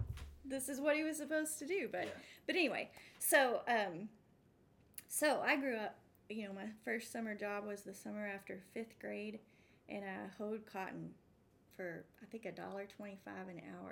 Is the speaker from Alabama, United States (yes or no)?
no; Abernathy, Texas, United States; moved away as an adult; also born or lived in Boston; now in St. Louis, United States; I grew up in Texas. Yes. I grew up in West Texas, between Lubbock and Amarillo, in a little town called Abernathy.